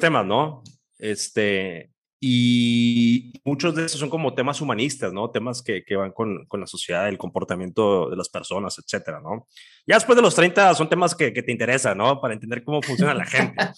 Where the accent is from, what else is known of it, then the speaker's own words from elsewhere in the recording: Mexico; aquí vivimos, somos mexicanos